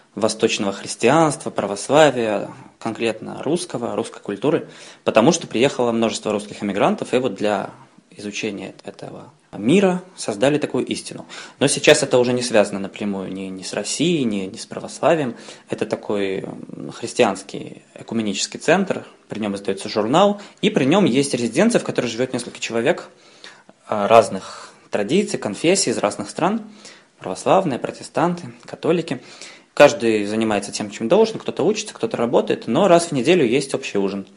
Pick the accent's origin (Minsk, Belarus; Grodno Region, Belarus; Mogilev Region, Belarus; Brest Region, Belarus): Minsk, Belarus; moved away as an adult; now in Paris, France; я из Минска, из Беларуси. И я второй год живу сейчас в Париже